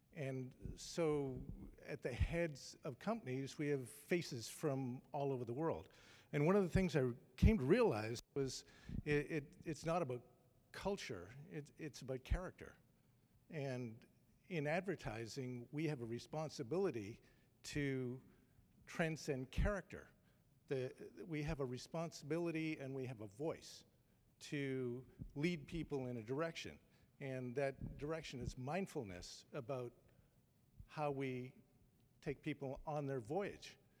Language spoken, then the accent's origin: English; Toronto, Ontario, Canada; moved away as an adult; I'm a Canadian. I've moved here recently from Toronto